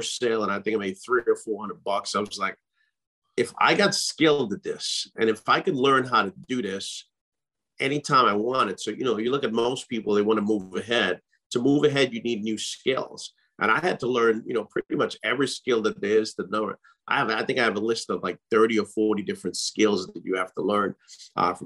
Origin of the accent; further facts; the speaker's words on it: Trinidad & Tobago; now in United States; I grew up in the Caribbean.